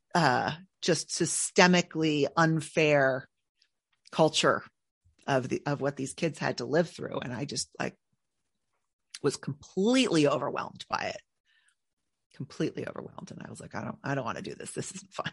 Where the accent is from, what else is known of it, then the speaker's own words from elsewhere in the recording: Northern California, United States; I'm from Northern California